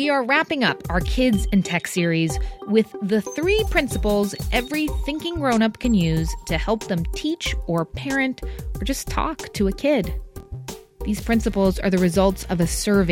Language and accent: English; New Jersey, United States; Ridgewood, New Jersey, my home state